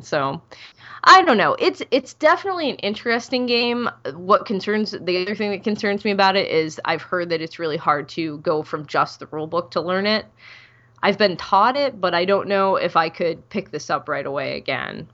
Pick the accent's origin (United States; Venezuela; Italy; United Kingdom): United States; Ohio; I'm from Ohio